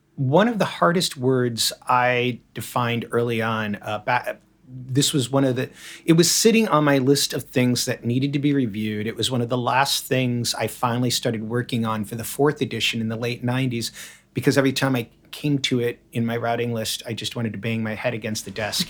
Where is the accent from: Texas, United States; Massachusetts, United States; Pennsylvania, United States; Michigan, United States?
Michigan, United States; moved away; also born or lived in Chicago / Boston; where I grew up in the, in, in the flattest of lands, there was a road every mile. My township was almost a perfect grid